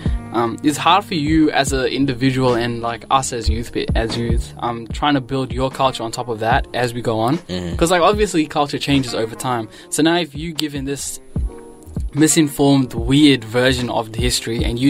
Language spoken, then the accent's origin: English; Zimbabwe; moved away; I was from Zimbabwe.